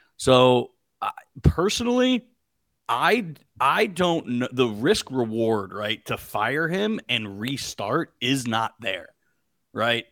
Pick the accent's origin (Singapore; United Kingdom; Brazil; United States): United States; Pittsburgh, Pennsylvania; moved away as an adult; also born or lived in Bloomington, Indiana; I'm from Pittsburgh. Uh, I grew up a Pitt fan